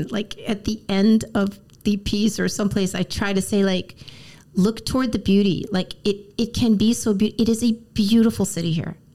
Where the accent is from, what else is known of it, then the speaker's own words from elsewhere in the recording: New York, United States; also born or lived in Los Angeles; I mean, I come from New York and LA. I'm like, wait, why is everyone mad at me? I just got here.